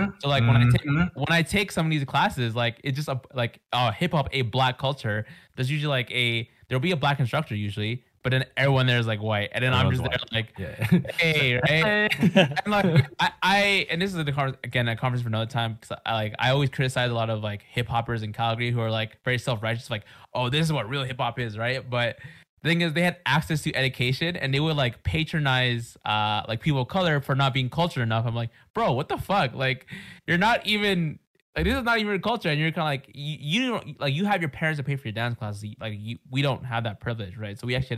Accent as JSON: {"language": "English", "country": "Mexico", "said": "I know a lot of people think I'm South Asian, or sometimes some people think I'm actually Filipino. They ask that, but usually I'm like, hey, I'm Mexican"}